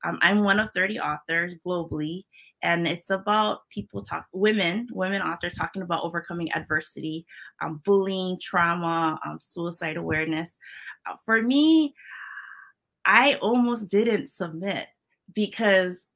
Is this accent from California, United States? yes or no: no; Hawaii, United States; accent: Hawaiian Pidgin; first language Hawaiian Pidgin English; moved away; my first language is Pidgin English, which is, it's a combination of Filipino, Hawaiian, and it's just a mix